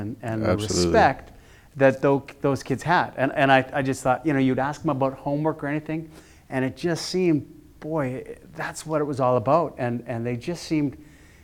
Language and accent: English; Edmonton, Alberta, Canada; I grew up in Edmonton